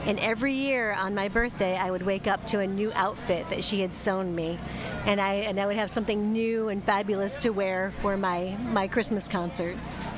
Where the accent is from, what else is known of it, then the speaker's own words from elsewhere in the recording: Los Angeles, California, United States; I'm from Reseda